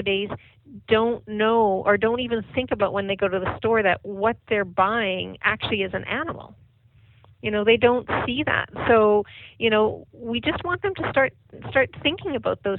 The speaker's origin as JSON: {"language": "English", "region": "Saskatchewan", "country": "Canada", "moved": "yes", "said": "I'm from Saskatchewan"}